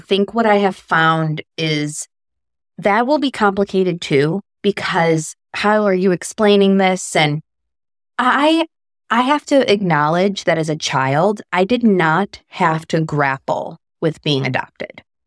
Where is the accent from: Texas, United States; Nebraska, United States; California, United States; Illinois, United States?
Illinois, United States; Chicago; I was born in Chicago.